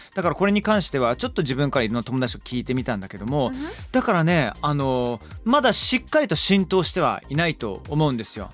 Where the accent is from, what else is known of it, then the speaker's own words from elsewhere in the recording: Somerset, South West England, United Kingdom; 僕の地元サマーセットっていうところなんですけれども